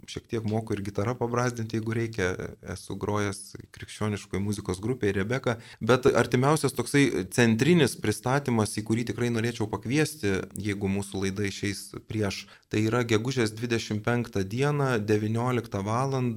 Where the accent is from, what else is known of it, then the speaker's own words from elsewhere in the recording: Lithuania; mes lietuviai tikintieji